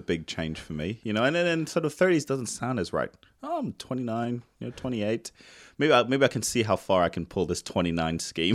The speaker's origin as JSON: {"language": "English", "country": "New Zealand", "moved": "yes", "said": "I'm from New Zealand"}